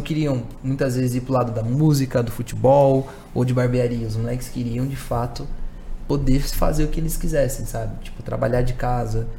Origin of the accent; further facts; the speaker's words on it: São Paulo, Brazil; Eu sou um jovem de quebrada cresci na Zona Norte aqui de São Paulo